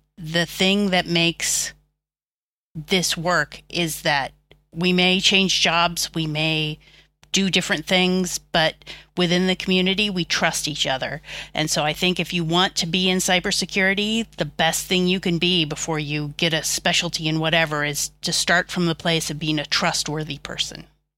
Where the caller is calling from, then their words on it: Dublin, Leinster, Ireland; Dublin. Dublin, Ireland.